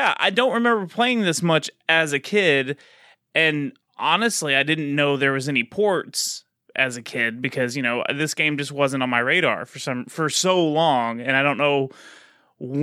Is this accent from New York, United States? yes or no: no; Texas, United States; I'm a Texan